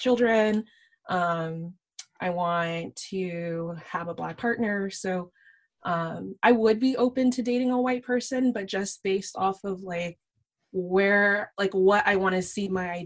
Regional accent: Sunnyvale, California, United States; also born or lived in San Jose; I grew up in San Jose. I grew up in Sunnyvale

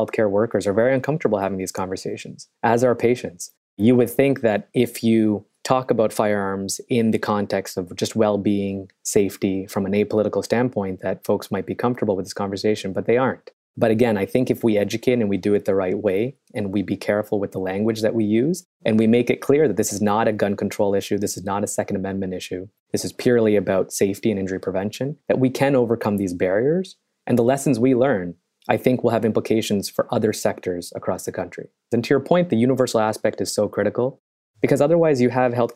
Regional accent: Canada; moved away as an adult; also born or lived in Chicago / New York; I am originally Canadian. And I came to Chicago many years ago

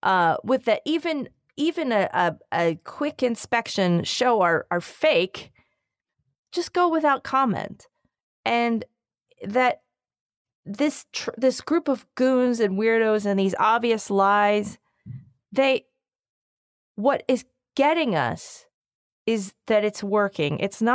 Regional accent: Philadelphia, Pennsylvania, United States; I don't eat meat, Dan, but I am from Philly, and whenever I see Philly style cheesesteaks, I get the.

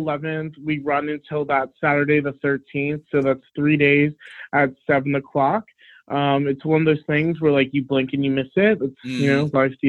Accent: New Jersey, United States; in my hometown, New Jersey

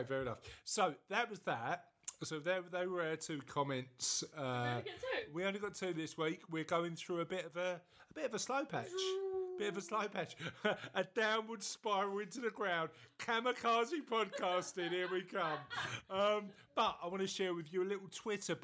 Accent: London, United Kingdom; I'm from East London

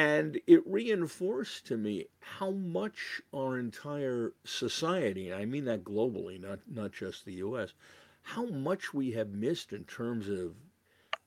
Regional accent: Massachusetts, United States; also born or lived in New York City; I was born in New York City, but pretty quickly my parents decided to escape that kind of environment for me and my sister. So I ended up growing up in Massachusetts

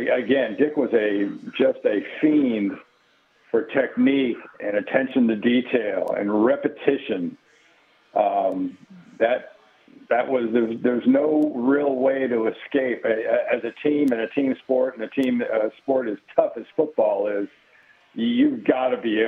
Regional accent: Los Angeles, California, United States; I grew up in the San Fernando Valley in L.A.

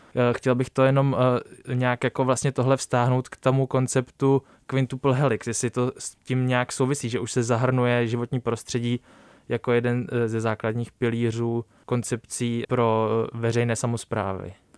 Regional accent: Písek, South Bohemian Region, Czechia; já jsem shodou okolností z Písku

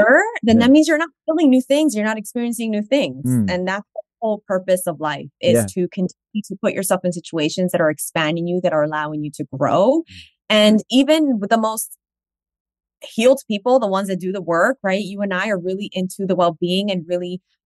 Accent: New York City, New York, United States; I'm from Washington Heights in the Bronx

